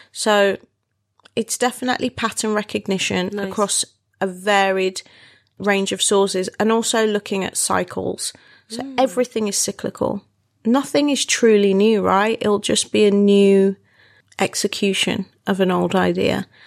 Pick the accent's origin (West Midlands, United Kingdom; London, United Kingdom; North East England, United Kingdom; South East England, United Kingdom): West Midlands, United Kingdom; Wolverhampton; moved away; My hometown.